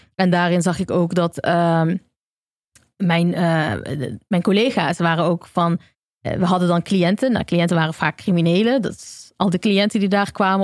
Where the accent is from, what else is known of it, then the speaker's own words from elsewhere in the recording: Eindhoven, North Brabant, Netherlands; moved away; also born or lived in Amsterdam; in Eindhoven, waar ik vandaan kom